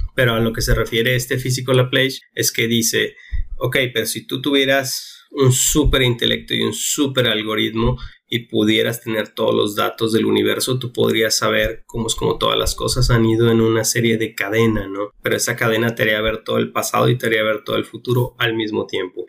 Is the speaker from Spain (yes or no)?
no; Mexico; nosotros como mexicanos estamos aquí